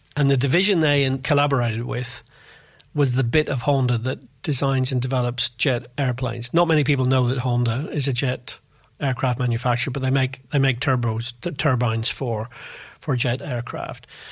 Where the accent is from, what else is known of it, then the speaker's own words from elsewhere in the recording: Belfast, Northern Ireland, United Kingdom; moved away as an adult; also born or lived in London; So I come from Northern Ireland. I was born in Belfast. I went to university there